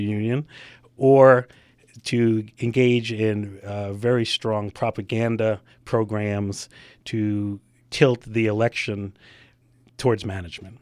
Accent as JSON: {"language": "English", "town": "New York City", "region": "New York", "country": "United States", "also_born_or_lived": "Baltimore", "moved": "as an adult", "said": "I'm from New York originally, and I knew I did not want to go back to New York City"}